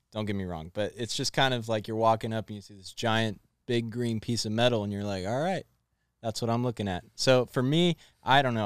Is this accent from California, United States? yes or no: yes; Elk Grove, California, United States; I'm from Elk Grove